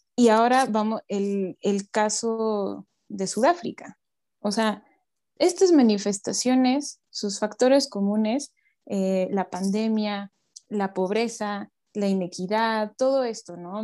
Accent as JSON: {"language": "Spanish", "country": "Mexico", "said": "como mexicanos"}